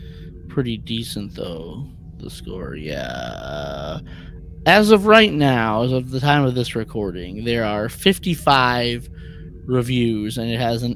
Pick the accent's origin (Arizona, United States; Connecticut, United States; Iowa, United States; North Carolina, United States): Arizona, United States; You know, I grew up in Arizona, which is, that's why I'm excited for to be on a California class ship.